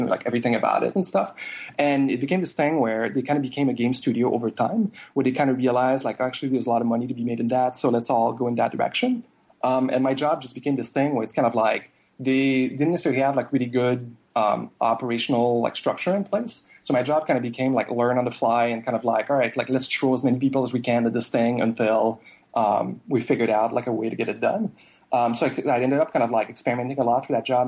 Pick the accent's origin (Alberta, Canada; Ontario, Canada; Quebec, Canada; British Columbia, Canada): Quebec, Canada; Jonquière; first language French; English is a second language; now in Montreal, Canada; my hometown is actually called Jonquière. It's like 5 or 6 hours away from Montreal. And it's just like this smaller like French Canadian town